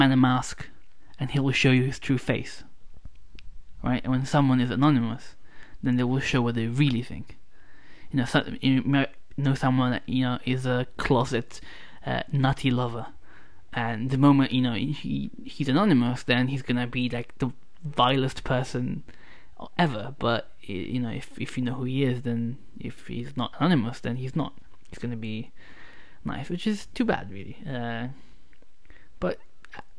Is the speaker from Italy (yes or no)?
yes; Italy; moved away; my hometown, which used to be close to a US military base